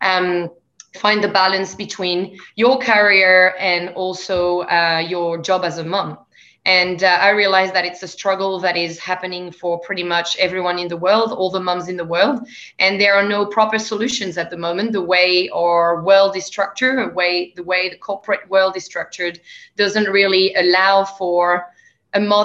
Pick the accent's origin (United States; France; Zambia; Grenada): France; accent: French; English is a second language; moved away as an adult; also born or lived in Canada / England; now in Australia; As people may hear from my accent, I'm actually from France. I live in Australia, in the lucky country.